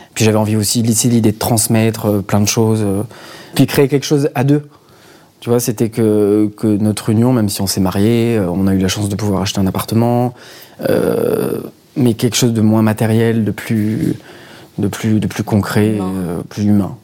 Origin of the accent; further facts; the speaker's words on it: Marseille, Provence-Alpes-Côte d'Azur, France; moved away as an adult; now in Paris, France; je viens de Marseille et je vis à Paris depuis 6 ans